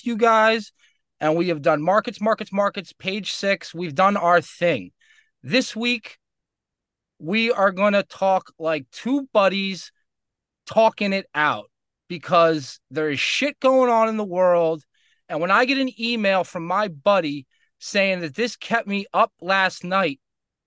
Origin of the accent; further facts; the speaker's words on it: Westchester County, New York, United States; I grew up in Westchester County